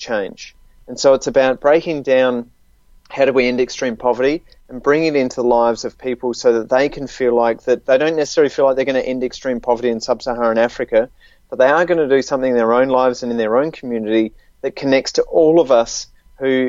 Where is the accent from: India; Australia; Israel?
Australia; accent: Australian; in the case of Australia, as you can tell from my accent